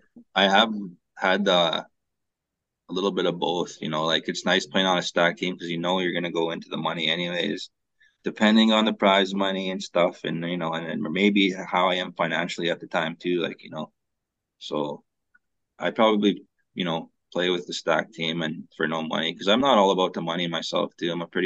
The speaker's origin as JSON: {"language": "English", "town": "St. Paul", "region": "Alberta", "country": "Canada", "tie": "born or raised there", "also_born_or_lived": "North Battleford", "said": "I was born and raised in Alberta, St. Paul, Alberta. My mom's from Goodfish Lake, Alberta."}